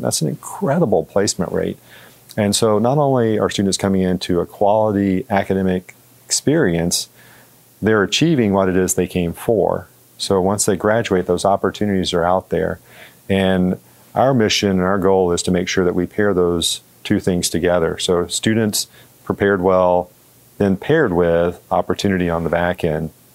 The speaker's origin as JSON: {"language": "English", "region": "Georgia", "country": "United States", "tie": "born or raised there", "also_born_or_lived": "Florida", "moved": "as an adult", "lives_now": "Missouri, United States", "said": "I grew up in Georgia"}